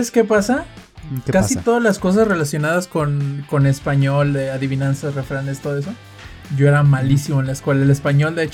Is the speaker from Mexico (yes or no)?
yes; Monterrey, Nuevo León, Mexico; accent: norteño; now in Guadalajara, Mexico; cuando yo llegué a Guadalajara, yo venía de Monterrey, del norte del país. Y con todo el acento norteño